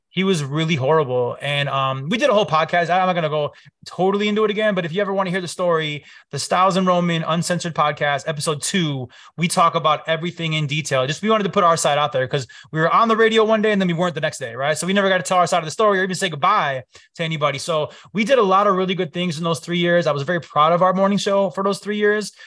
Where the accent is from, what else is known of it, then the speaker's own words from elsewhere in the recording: Chicago, Illinois, United States; I grew up here, born and raised in Chicago